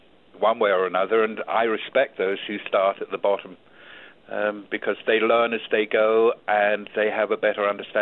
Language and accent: English; England, United Kingdom; moved away as an adult; also born or lived in Auckland, New Zealand; now in United States; I was raised in England